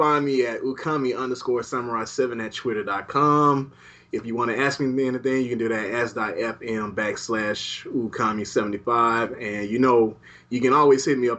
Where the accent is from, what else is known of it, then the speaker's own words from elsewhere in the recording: Alabama, United States; my home state, Alabama